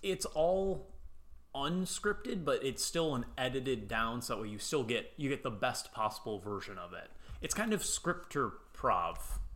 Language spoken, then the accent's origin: English; United States; I'm American